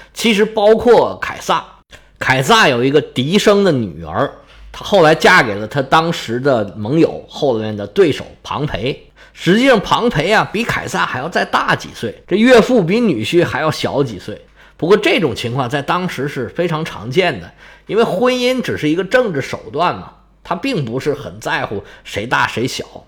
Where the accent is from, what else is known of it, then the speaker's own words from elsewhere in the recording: China; 我们中国人